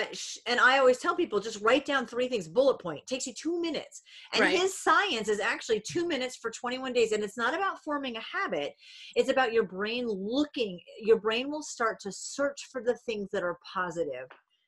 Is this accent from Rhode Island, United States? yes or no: yes; Rhode Island, United States; I'm originally from Rhode Island. My grandma's in New Hampshire. Yeah, I am. Yeah, we're New Englanders.